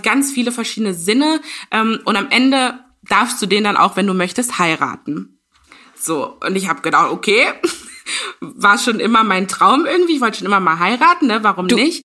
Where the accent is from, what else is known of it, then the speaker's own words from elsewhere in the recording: Ghana; ich bin aus Ghana